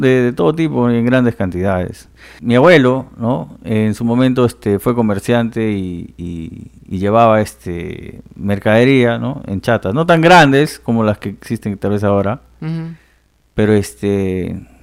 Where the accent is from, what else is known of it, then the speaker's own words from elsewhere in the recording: Loreto, Peru; En mi tierra, que es el jumbo